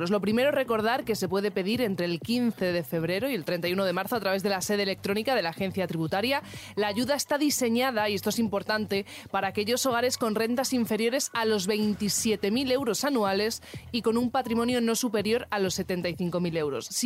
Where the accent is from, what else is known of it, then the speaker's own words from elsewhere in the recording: Lisbon, Portugal; Spanish is a second language; ¿Y de qué parte de Portugal? de Lisboa.